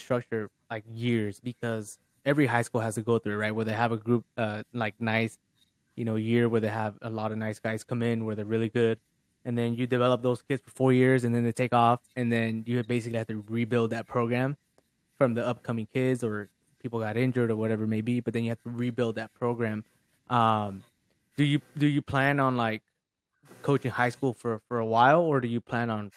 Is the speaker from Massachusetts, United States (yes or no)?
no; Washington, United States; moved away; I'm from Washington